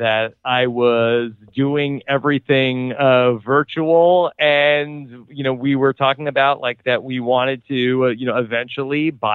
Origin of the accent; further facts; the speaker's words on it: East Coast, United States; now in Raleigh, United States; We're both from the East Coast